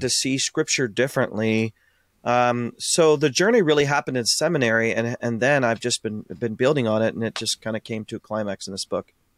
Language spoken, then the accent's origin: English; Ashland, Ohio, United States; born and raised in Ashland, Ohio